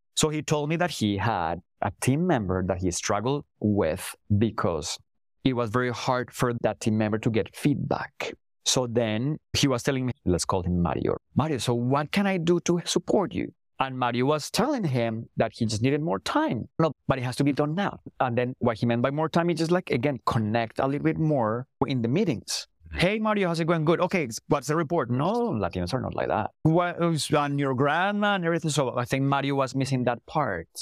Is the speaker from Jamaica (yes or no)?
no; Colombia; first language Spanish; English is a second language; moved away as an adult; also born or lived in England; now in Toronto, Canada; I'm Colombian born and raised